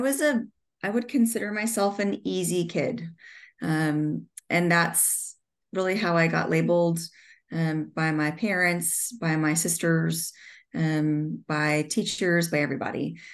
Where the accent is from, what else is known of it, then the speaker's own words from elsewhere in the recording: Southern California, United States; I grew up in Southern California